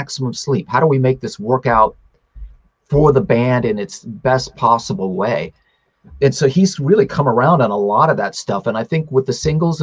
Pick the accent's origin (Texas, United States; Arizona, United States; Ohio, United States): Arizona, United States; Tucson; moved away as an adult; also born or lived in California; I grew up in Tucson